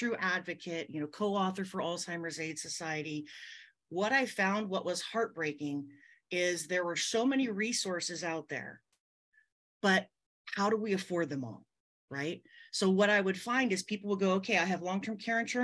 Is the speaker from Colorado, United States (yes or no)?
no; California, United States; I'm born and raised out here in California